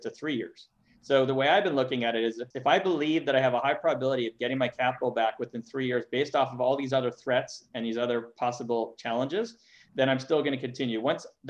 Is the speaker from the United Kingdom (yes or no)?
no; Montreal, Quebec, Canada; moved away; I'm from Montreal originally